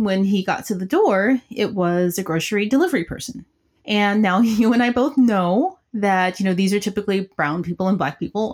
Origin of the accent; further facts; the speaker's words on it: Tennessee, United States; I'm just from Tennessee